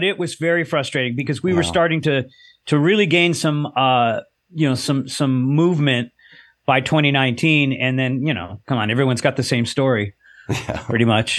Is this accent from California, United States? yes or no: yes; Los Angeles, California, United States; I grew up in Southern California, yeah, Los Angeles.